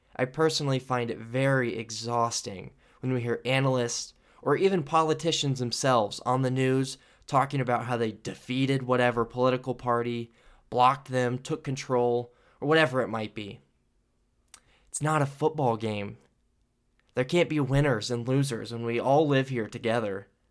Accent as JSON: {"language": "English", "country": "United States"}